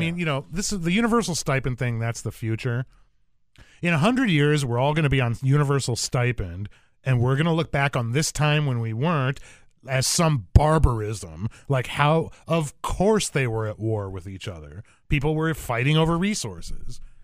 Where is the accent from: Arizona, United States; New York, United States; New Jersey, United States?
Arizona, United States; I'm from Arizona